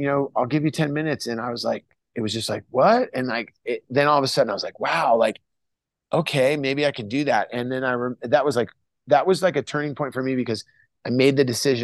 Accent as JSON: {"language": "English", "town": "Santa Cruz", "region": "California", "country": "United States", "tie": "born or raised there", "also_born_or_lived": "San Jose", "said": "growing up in Santa Cruz"}